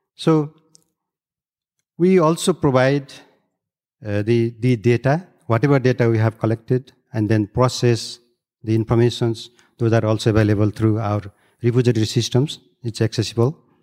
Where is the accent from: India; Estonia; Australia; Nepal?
Nepal; I'm from Third Pole and, uh, grew up in the bed of Everest, drinking very high quality water